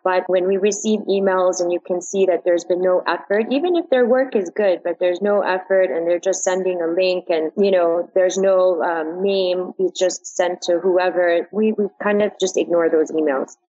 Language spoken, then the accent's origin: English; New York, United States; moved away as an adult; now in Dubai, United Arab Emirates; I'm originally from New York and I lived there for a long time before moving to Dubai